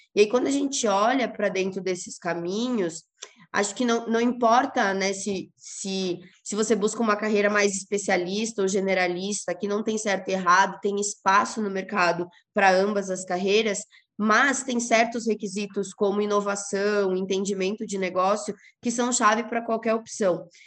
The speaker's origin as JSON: {"language": "Portuguese", "region": "Rio Grande do Sul", "country": "Brazil", "moved": "yes", "said": "Sou gaúcha, mas já faz um tempo que não moro no Rio Grande do Sul"}